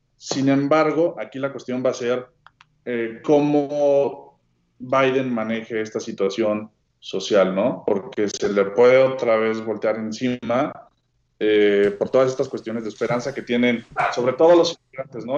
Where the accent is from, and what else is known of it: Mexico